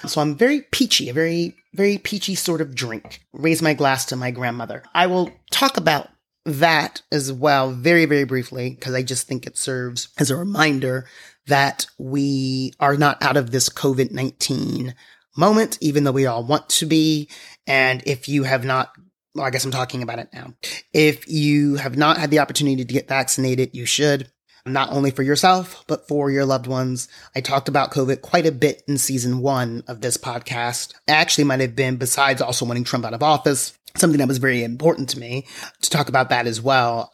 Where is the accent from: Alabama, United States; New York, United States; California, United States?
New York, United States; being a New Yorker and having a New York plate